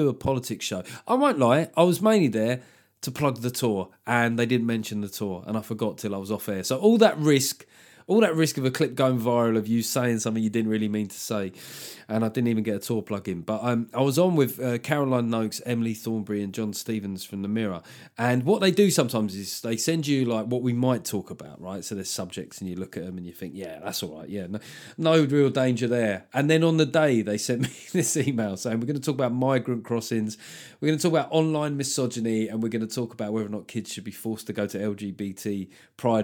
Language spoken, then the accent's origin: English; England, United Kingdom; the arrogant Englishman abroad